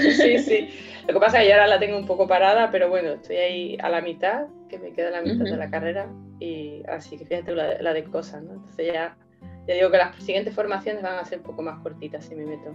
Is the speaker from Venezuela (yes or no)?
no; Seville, Andalusia, Spain; yo soy de Sevilla